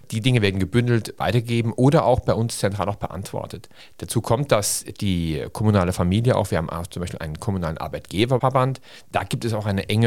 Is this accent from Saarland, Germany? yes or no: yes; St. Ingbert, Saarland, Germany; bin St. Seengbärter aus Überzeugung. Meine Eltern kommen aus St. Seengbert, meine Großeltern und mir liegt meine Heimatstadt am Herzen